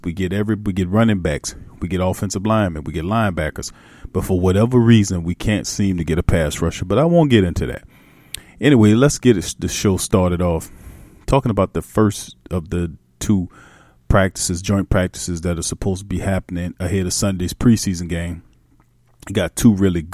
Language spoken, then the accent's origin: English; New Orleans, Louisiana, United States; I'm from New Orleans, and that's my vernacular. And being from New Orleans